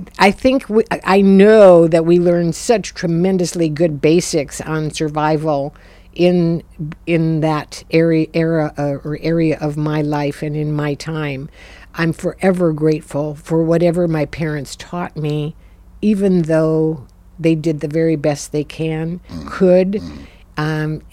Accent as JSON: {"language": "English", "region": "Minnesota", "country": "United States", "tie": "born or raised there", "said": "I was born in Minnesota"}